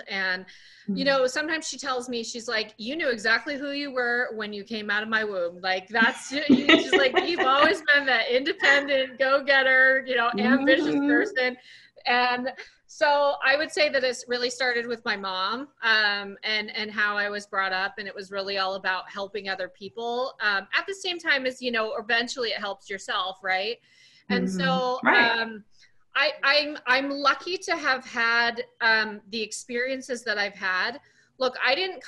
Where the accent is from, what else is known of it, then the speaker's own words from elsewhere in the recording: Sun Valley, Idaho, United States; now in Los Angeles, United States; I am originally from a really small town from Sun Valley, Idaho. I currently live in LA, but I'm from Sun Valley, Idaho